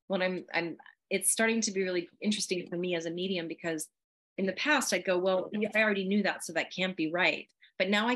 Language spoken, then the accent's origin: English; Southern California, United States; I'm from Southern California